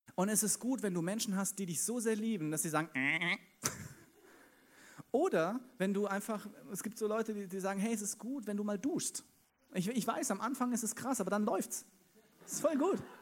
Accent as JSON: {"language": "German", "town": "Wiesbaden", "region": "Hesse", "country": "Germany", "tie": "born or raised there", "moved": "yes", "lives_now": "Munich, Germany", "said": "geboren in Wiesbaden"}